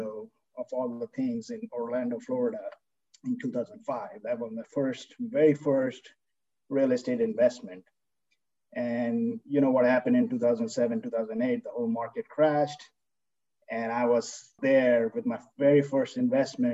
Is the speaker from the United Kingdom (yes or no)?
no; India; moved away as an adult; now in United States; I grew up in India. You know, I was there for 22 years, came here for my grad school.